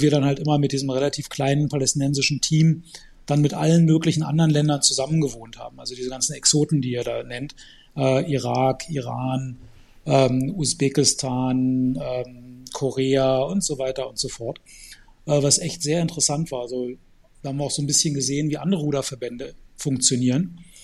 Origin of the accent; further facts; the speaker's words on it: Germany; ich bin in Deutschland geboren und aufgewachsen